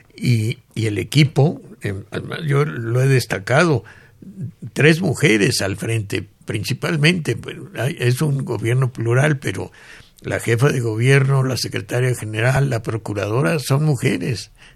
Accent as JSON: {"language": "Spanish", "country": "Mexico", "said": "muchos mexicanos hemos"}